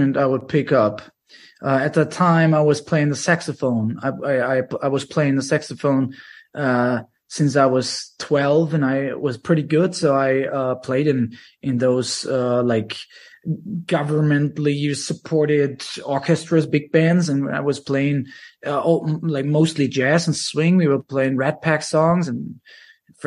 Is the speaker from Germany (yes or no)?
yes; Germany; I was 17